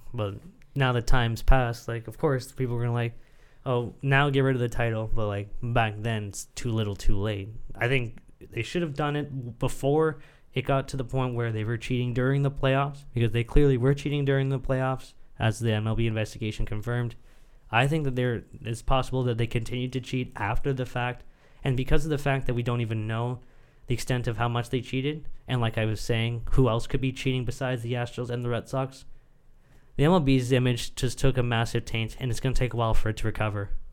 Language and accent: English; Canada; as a Canadian sportsman